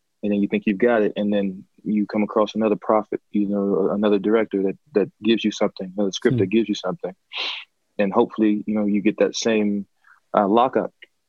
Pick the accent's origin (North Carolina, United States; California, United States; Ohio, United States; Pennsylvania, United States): North Carolina, United States; I was doing the same thing I had done in most regards, that I did growing up in North Carolina, you know, NCSA.